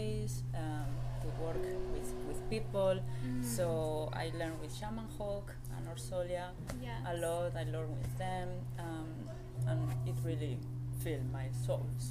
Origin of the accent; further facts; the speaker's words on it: Spain; moved away as an adult; now in Germany; I come from Spain, I'm living in Germany since 8 years now